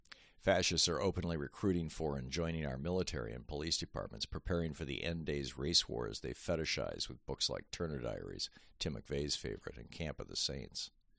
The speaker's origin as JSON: {"language": "English", "country": "Hungary", "tie": "born there", "said": "I was born in Hungary."}